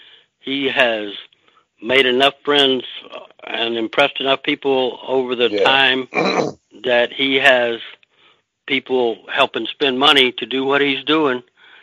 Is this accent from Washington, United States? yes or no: no; Texas, United States; now in Pennsylvania, United States; that's the reason I came from Texas, is because you can be central to many, many racetracks